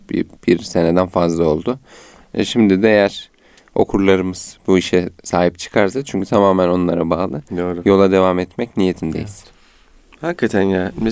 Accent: Konya, Turkey; moved away as an adult; now in Istanbul, Turkey

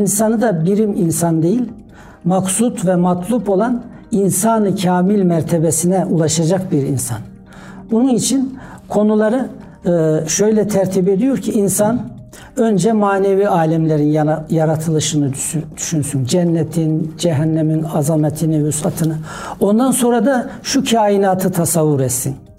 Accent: Domaniç, Kütahya, Turkey; 1961 Kütahya Domaniş doğumluyum.

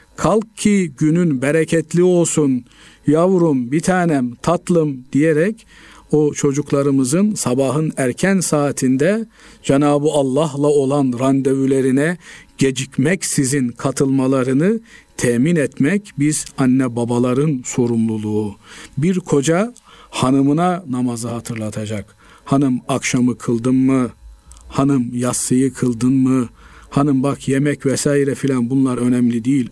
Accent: Black Sea Region, Turkey; bizim Karadeniz bölgesinde

